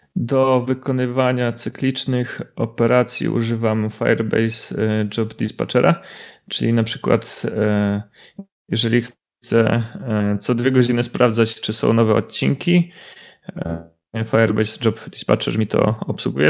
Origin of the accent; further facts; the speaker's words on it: Łysaków, Subcarpathian Voivodeship, Poland; moved away as an adult; now in Kraków, Poland; pochodzę z takiej małej miejscowości Łysaków z okolic Mielca. Obecnie mieszkam w Krakowie